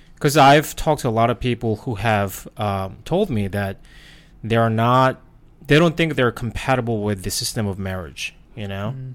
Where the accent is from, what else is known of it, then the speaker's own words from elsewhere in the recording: South Korea; English is a second language; moved away as an adult; now in United States; was born and raised in Korea